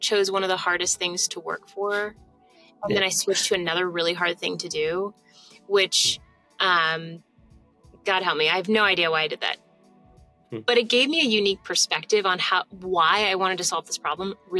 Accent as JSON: {"language": "English", "town": "Kansas City", "region": "Missouri", "country": "United States", "tie": "born or raised there", "also_born_or_lived": "Charleston, South Carolina", "moved": "as an adult", "lives_now": "New York, United States", "said": "I grew up in Kansas City"}